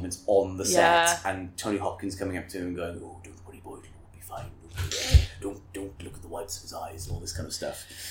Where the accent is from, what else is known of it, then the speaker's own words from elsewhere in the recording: Bridgend, Wales, United Kingdom; I did grow up in Wales. So I was born in Bridgend and have lived there for a large majority of my life